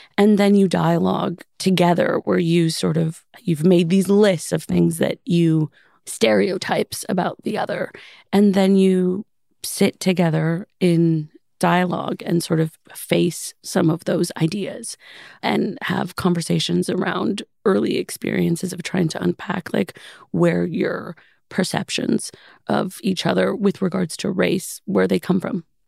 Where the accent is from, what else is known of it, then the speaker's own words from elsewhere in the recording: Los Angeles, California, United States; Growing up in Los Angeles